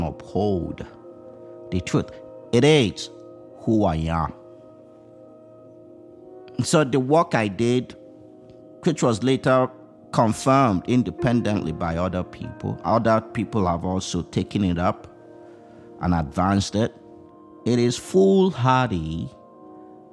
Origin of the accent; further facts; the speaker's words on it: Nigeria; moved away as an adult; now in United States; I did not grow up in the United States of America. I grew up in Nigeria.